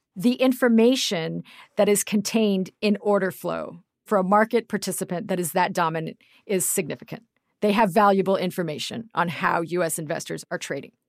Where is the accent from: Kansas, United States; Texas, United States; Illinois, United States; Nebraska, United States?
Kansas, United States; moved away as an adult; also born or lived in Denmark / Greenwich; I'm originally from Kansas.